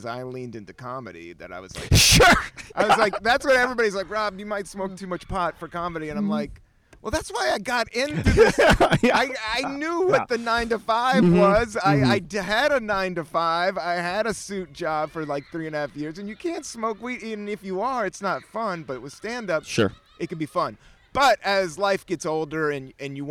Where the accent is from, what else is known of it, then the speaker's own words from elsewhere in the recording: Virginia, United States; I grew up in Virginia